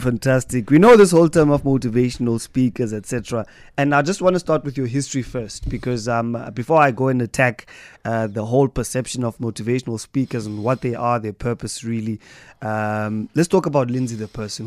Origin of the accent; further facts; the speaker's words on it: East London, Eastern Cape, South Africa; East London, my hometown